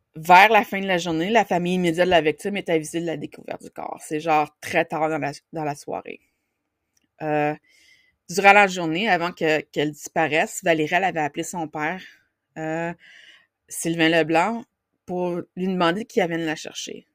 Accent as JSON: {"language": "French", "area": "Outaouais", "region": "Quebec", "country": "Canada", "said": "mon coin de pays"}